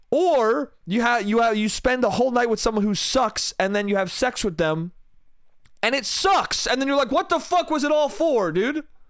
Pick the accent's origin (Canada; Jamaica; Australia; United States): United States; New York; New York, New York State.